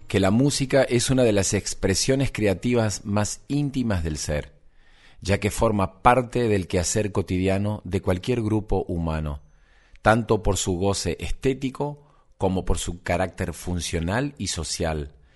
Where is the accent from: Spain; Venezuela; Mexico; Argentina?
Argentina